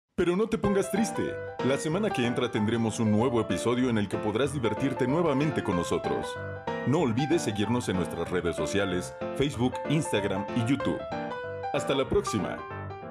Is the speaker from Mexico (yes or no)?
yes; Mexico; como mexicanos